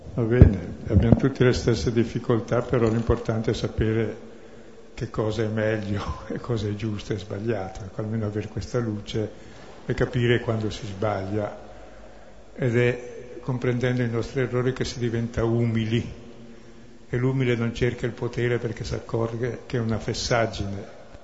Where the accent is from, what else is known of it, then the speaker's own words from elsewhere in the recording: Brescia, Lombardy, Italy; sono bresciano